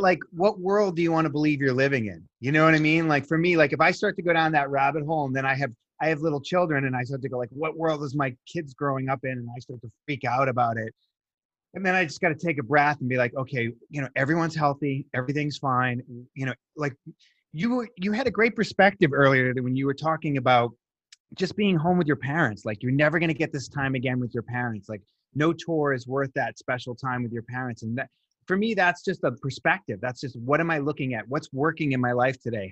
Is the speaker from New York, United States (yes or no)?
no; Boston, Massachusetts, United States; I'm from Boston